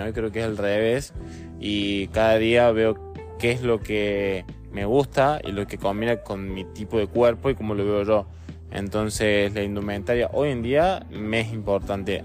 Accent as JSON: {"language": "Spanish", "country": "Argentina", "said": "casi todos los argentinos estamos orgullosos"}